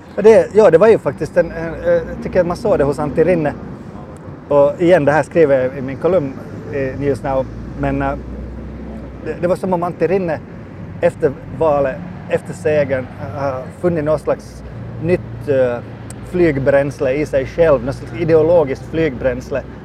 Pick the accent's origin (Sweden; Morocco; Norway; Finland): Finland